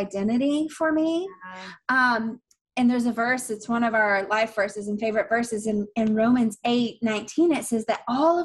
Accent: Atlanta, Georgia, United States; moved away as an adult; I'm from Atlanta, before moving down here

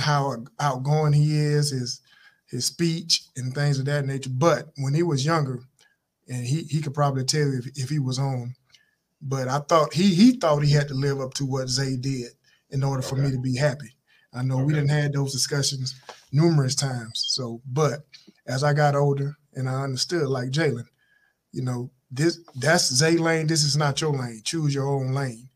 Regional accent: Appling, Georgia, United States; growing up in Applin, Georgia

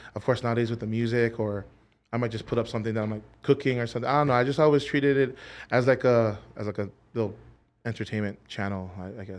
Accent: Hawaii, United States; born and raised in Hawaii

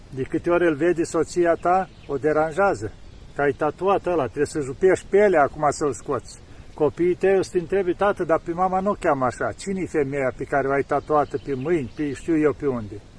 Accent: Romania

